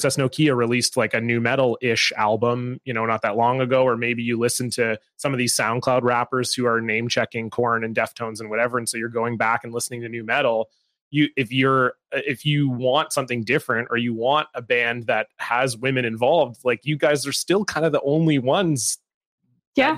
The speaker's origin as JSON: {"language": "English", "town": "Toronto", "region": "Ontario", "country": "Canada", "tie": "born or raised there", "moved": "yes", "lives_now": "Vancouver, Canada", "said": "I grew up in Toronto"}